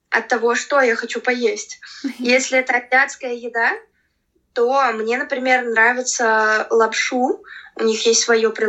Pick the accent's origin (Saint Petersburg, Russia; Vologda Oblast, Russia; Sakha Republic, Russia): Saint Petersburg, Russia; я родилась {S1} в Петербурге и а. э, всю жизнь в нем прожила.